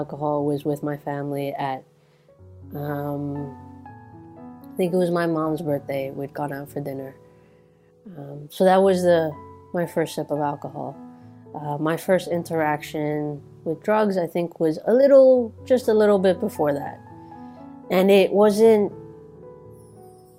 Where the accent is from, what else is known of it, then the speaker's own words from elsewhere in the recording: New Territories, Hong Kong; I grew up in the New Territories, so like the suburbs of India. The suburbs of Hong Kong